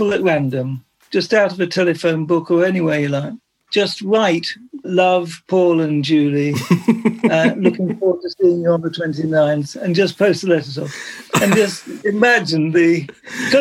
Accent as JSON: {"language": "English", "town": "Bexhill-on-Sea", "region": "South East England", "country": "United Kingdom", "tie": "born or raised there", "said": "when I was brought up in Bexhill"}